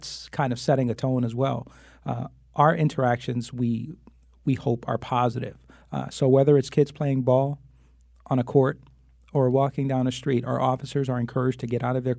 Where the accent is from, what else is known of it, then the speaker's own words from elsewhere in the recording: Hartford, Connecticut, United States; But the youngest of eight, I was born and raised on Flatbush Avenue, lived in the same house from the time I was born until the time I graduated high school. You know, proud graduate of Hartford Public Schools, Mary Hooker School, Burr, and Buckley High School.